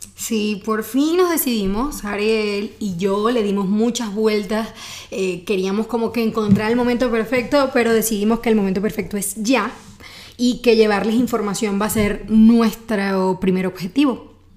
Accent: Venezuela; now in Mexico City, Mexico; soy venezolana y aquí en Ciudad de México hice mi subespecialidad

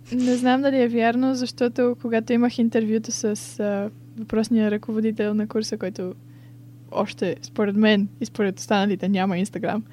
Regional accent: Bulgaria; moved away as an adult; also born or lived in Sofia, Bulgaria; now in Brighton, United Kingdom; че съм българка.

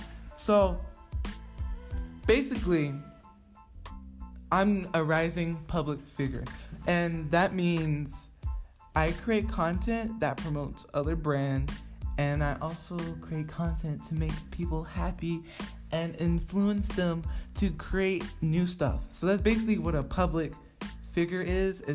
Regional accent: Gwinnett County, Georgia, United States; also born or lived in Savannah, Georgia / Virginia; I grew up mostly in Gwinnett County, but my childhood that I remember as like a little kid was majority in Savannah and Virginia

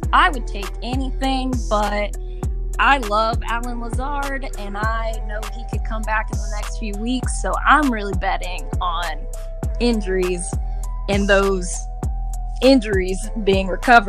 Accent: Wisconsin, United States; I mean, I'm from Wisconsin. I was born a Packer fan

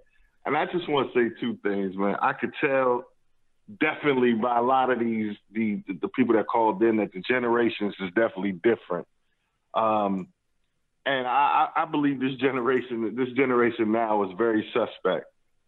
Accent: New York City, New York, United States; I come from Brooklyn

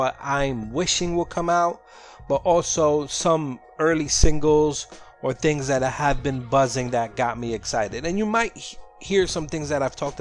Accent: New York City, New York, United States; I'm from Sunset Park, Brooklyn.

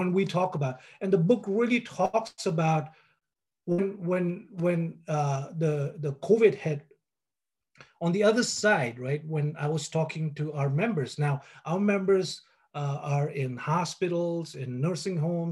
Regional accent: Kalimpong, West Bengal, India; moved away as an adult; I was born in Kalimpong. It's a small town in the foothills of the Himalayas. You know, for the 30 years that I lived there

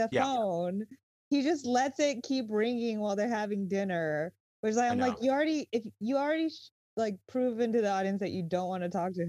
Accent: Japan; moved away; I grew up in Japan

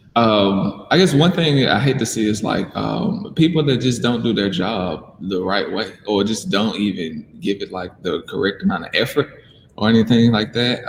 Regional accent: Mississippi, United States; moved away as an adult; now in Birmingham, United States; I'm from Mississippi. So I lived in Mississippi my whole life before moving here to Birmingham.

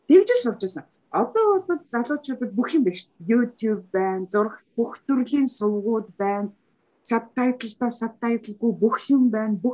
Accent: Mongolia

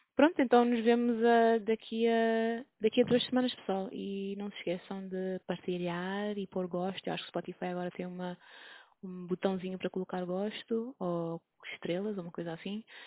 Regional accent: Cape Verde; moved away; eu sou de um país pequenino, sou de Cabo Verde

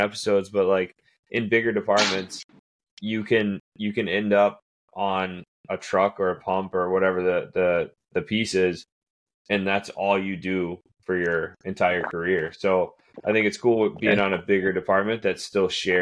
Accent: Florida, United States; now in New England, United States; I'm originally from Florida.

